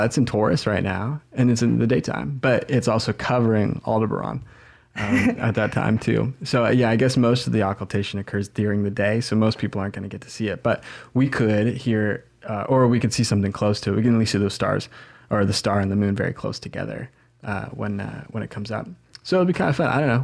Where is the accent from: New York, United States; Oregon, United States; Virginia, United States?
Oregon, United States; Southern; now in Eugene, United States; growing up in Southern Oregon